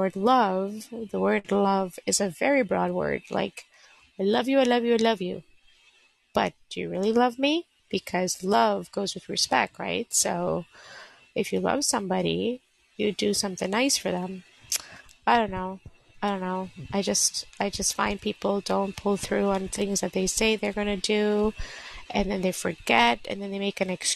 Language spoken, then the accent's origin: English; Canada; Born and bred from Canada. All my life lived here.